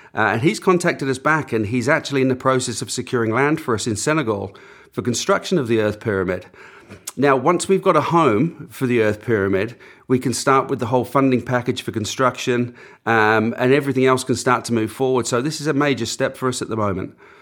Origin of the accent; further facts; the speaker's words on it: Auckland, New Zealand; moved away as an adult; also born or lived in north of England; now in England, United Kingdom; growing up, we grew up on the outskirts of Auckland